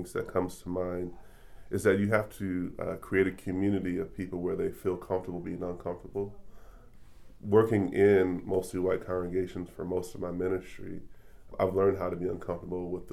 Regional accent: Detroit, Michigan, United States; moved away as an adult; now in Kansas City, United States; I was born in Detroit, Michigan, came to Kansas City 7 or 8 years ago as a Teach for America teacher

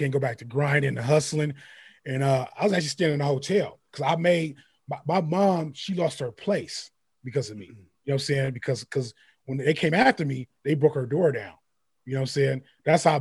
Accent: San Francisco, California, United States; I'm from Frisco. I lived there

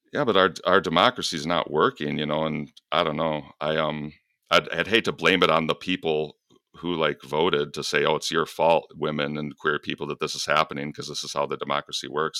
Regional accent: Michigan, United States; I was a feminine kid growing up in Michigan

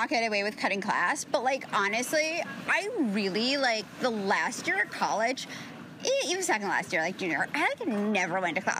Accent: New York City, New York, United States; I grew up on the Upper East Side, and Upper East Side has notoriously shitty public schools

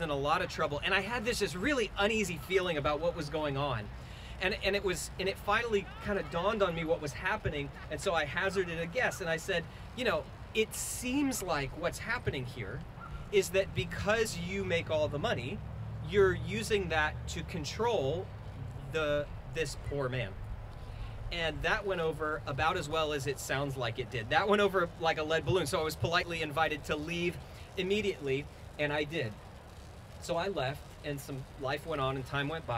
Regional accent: South Florida, United States; I'm from South Florida, and I grew up on a canal

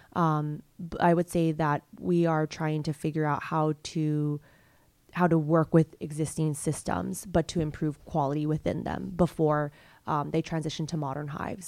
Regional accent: Hong Kong; moved away as an adult; also born or lived in United States / Ethiopia; I grew up in Hong Kong, came to the U S when I was eighteen for college

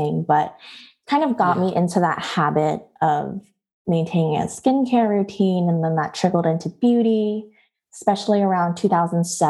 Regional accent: Los Angeles, California, United States; moved away as an adult; also born or lived in Honolulu, Hawaii / Georgia / San Diego; now in Washington, D.C., United States; from sixth grade on, I have been based in Los Angeles up until about 2019. So basically had most of my primary education or like, you know, the high school and college experience there

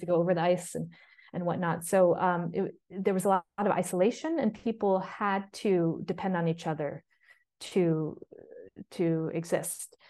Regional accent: United States; moved away as an adult; also born or lived in New York City, United States; now in Bergen, Norway; I came to that as an American and a white woman

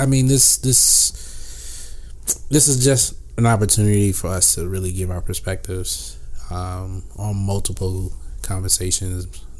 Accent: Chicago, Illinois, United States; moved away as an adult; now in Dallas, United States; I'm from Chicago. Born and raised, now living in Dallas.

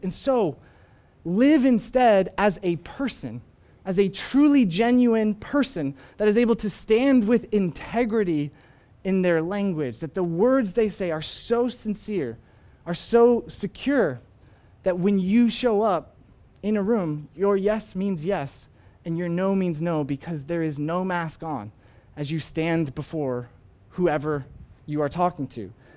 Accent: Arizona, United States; moved away as an adult; also born or lived in Northern Ireland; Arizona, where I am from, uh, where my family still is. And while I was in Arizona, I reconnected with a few old high school friends

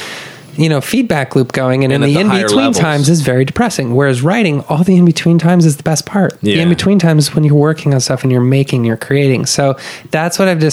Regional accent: Denver, Colorado, United States; moved away as an adult; now in Austin, United States; I grew up in Denver

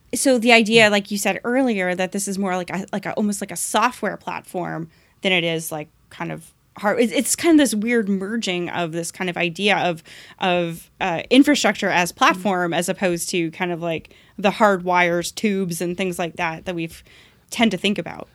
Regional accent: Oshawa, Ontario, Canada; I'm from Oshawa.

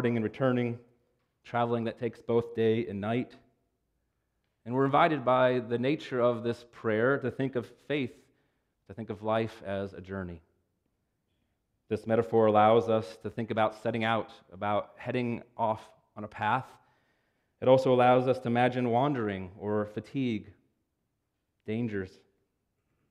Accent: Cincinnati, Ohio, United States; where I grew up in Cincinnati

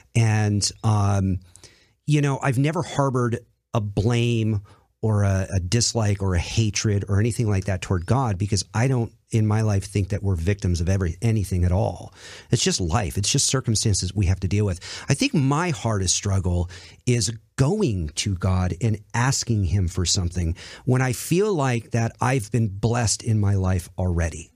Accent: Colorado Springs, Colorado, United States; moved away as an adult; my hometown at that time in Colorado Springs, Colorado.

